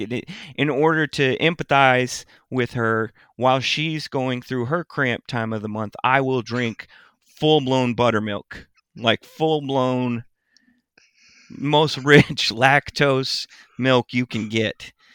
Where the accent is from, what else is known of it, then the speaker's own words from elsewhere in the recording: Lewisville, Texas, United States; I grew up in Louisville. And I grew up in the new part of Louisville at the time